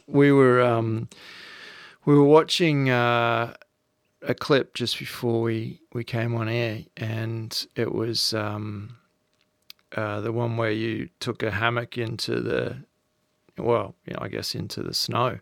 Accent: Australia; accent: Australian; also born or lived in Noosa, Queensland; as an Australian, and I used to live at Noosa for ten years

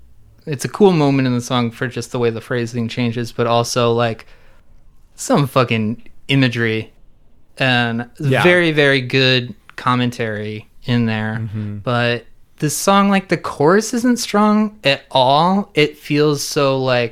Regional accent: New Jersey, United States; New Jersey, my home state.

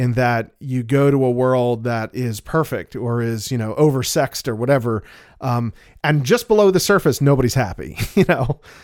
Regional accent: United States; we're American

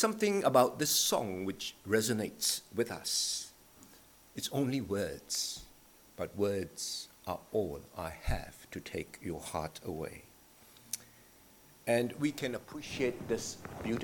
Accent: Malaysia; now in Australia; Growing up in Malaysia

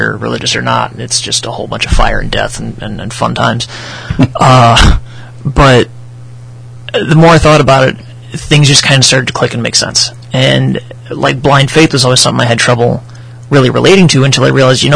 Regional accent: the South, United States; moved away; I was raised in the South

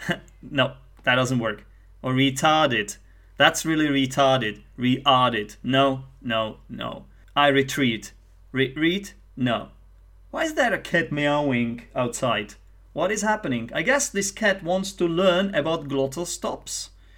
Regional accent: Scotland, United Kingdom; People who are from Scotland, right? I'm from Scotland.

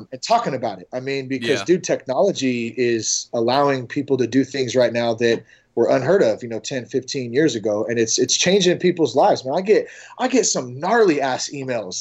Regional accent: Vacaville, California, United States; my hometown of Vacaville

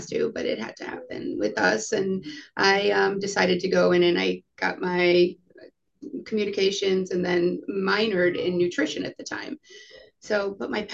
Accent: Coral Springs, Florida, United States; also born or lived in New York; I am born and raised, for the most part, South Florida. I was born in New York, moved here when I was 2. So graduated from high school in Coral Springs, Parkland, Florida

